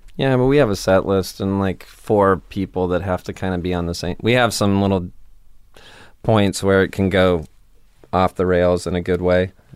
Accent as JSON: {"language": "English", "town": "Stockton", "region": "California", "country": "United States", "moved": "yes", "lives_now": "Portland, United States", "said": "I'm from California"}